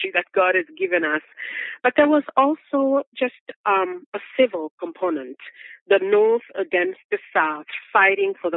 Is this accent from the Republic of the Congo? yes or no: yes; Republic of the Congo; moved away as an adult; now in United States; I am from the Republic of Congo that was colonized by French